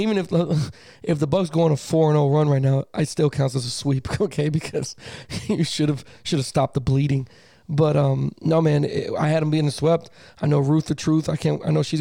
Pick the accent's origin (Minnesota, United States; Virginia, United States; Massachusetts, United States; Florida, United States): Florida, United States; Miami; I was born in Miami when crack was going on.